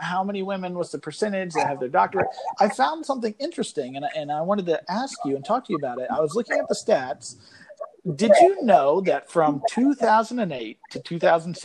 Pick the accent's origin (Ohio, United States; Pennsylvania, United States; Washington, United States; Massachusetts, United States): Ohio, United States; Southern; accent: Southern Ohio; moved away; my Southern Ohio accent